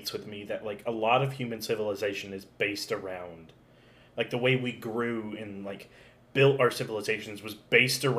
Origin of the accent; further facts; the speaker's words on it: Alabama, United States; now in Tennessee, United States; I'm from Alabama